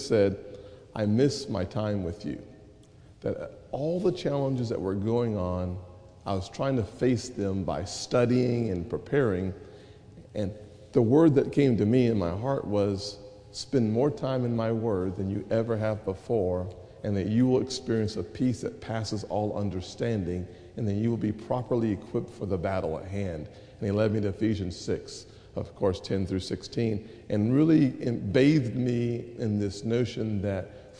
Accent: North Charleston, South Carolina, United States; I grew up in North Charleston, a single-parent household

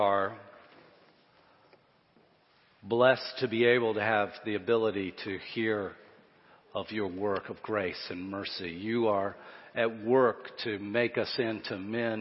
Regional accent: Florence, United States; my hometown, when I look at Florence

